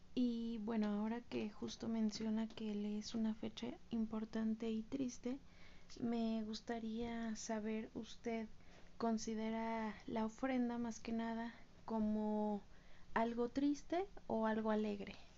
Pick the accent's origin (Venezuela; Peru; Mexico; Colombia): Mexico; como mexicanos